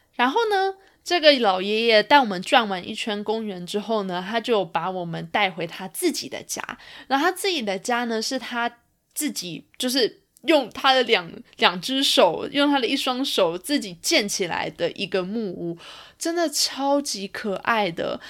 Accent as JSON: {"language": "Chinese", "region": "Taipei", "country": "Taiwan", "tie": "born or raised there", "moved": "as an adult", "lives_now": "Toronto, Canada", "said": "我从小住在台北嘛，然后后来我又搬来了多伦多工作，所以一直都是处在于一个比较，嗯，大城市的一个环境里面"}